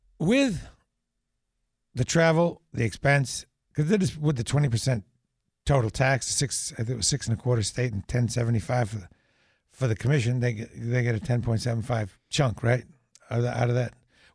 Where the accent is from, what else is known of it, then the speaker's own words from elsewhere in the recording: New Hampshire, United States; I'm from New Hampshire.